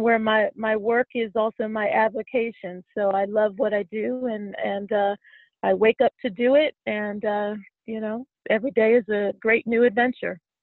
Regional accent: Pittsburgh, Pennsylvania, United States; moved away as an adult; now in Washington, D.C., United States; I was raised in Pittsburgh, and I'm a proud Steelers fan

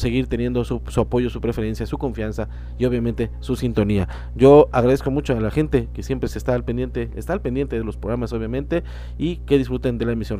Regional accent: Veracruz, Mexico; moved away as an adult; also born or lived in San Luis Potosí, Mexico; regresando a Jalapa, regresando a mi estado de Veracruz, a mi terruño, a mis tierras

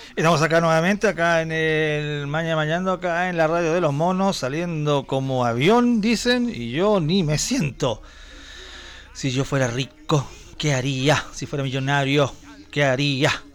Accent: Chile; yo soy un chileno que trata de hacer un, intentar hacer un programa de radio

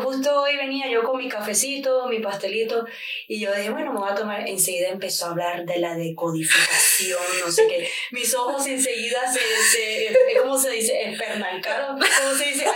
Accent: Barranquilla, Atlántico, Colombia; moved away as an adult; also born or lived in New York, United States / Edinburgh, Scotland / Cowdenbeath, Scotland; now in London, United Kingdom; Yo me crié en Nueva York hasta que tenía 12 años de edad y me vine a vivir con mi padre a Colombia.

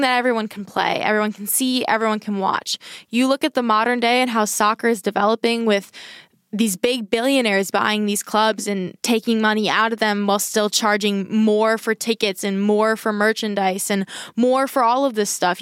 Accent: United States; I'm an American

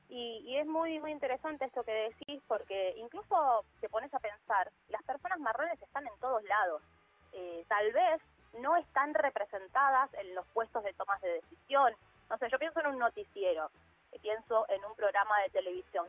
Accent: Villa Fiorito, Buenos Aires Province, Argentina; also born or lived in Lanús; yo vivo en Lanús, estoy en el sur del conurbano, me crié en Villa Fiorito

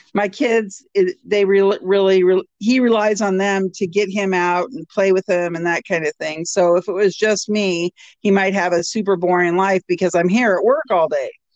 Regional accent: Washington, United States; moved away as an adult; now in Alaska, United States; I'm from Washington State

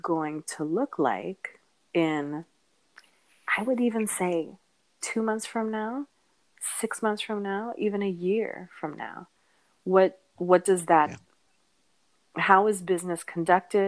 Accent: United States; my parents are Filipino immigrants, and I was born in the States

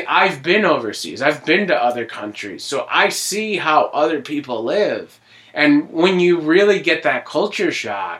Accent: Scranton, Pennsylvania, United States; also born or lived in New Jersey; For the most part, I lived in Scranton basically my whole life. I mean, I was born in Jersey, and then I moved here when I was 3. My whole life is basically Scranton.

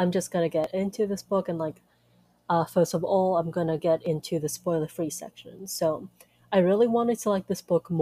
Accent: United States; I'm Chinese American

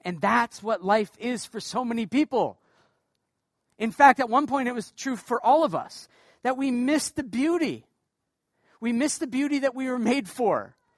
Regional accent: Portland, Maine, United States; now in Canada; I'm from the state of Maine

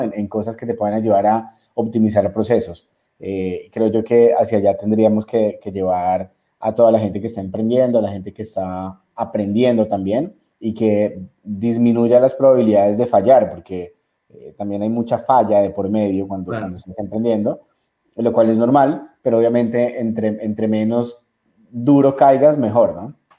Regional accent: Ecuador

